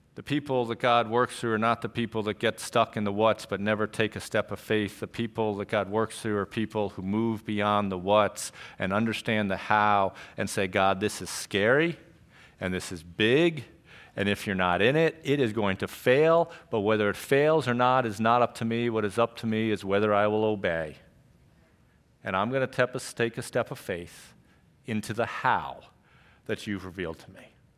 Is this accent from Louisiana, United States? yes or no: no; Trumbull, Connecticut, United States; I grew up in Trumbull. I grew up, um, up in the Tashua area off of Stonehouse Lane